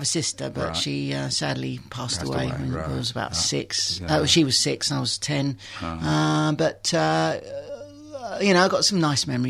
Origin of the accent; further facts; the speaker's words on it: London, United Kingdom; I was born in Dulwich.